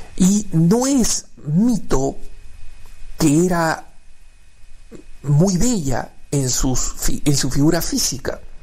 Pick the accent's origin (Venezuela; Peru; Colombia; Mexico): Peru; me he criado en el Perú, soy peruano